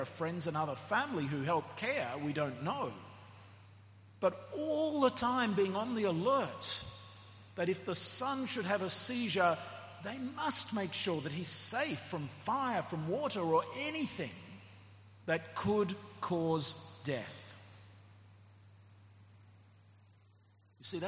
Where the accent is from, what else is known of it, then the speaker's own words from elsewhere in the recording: Australia; moved away; my home country, Australia